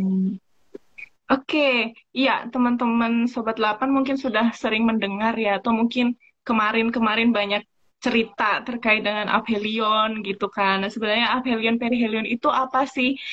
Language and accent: Indonesian; East Java, Indonesia; moved away; saya asalnya dari Jawa Timur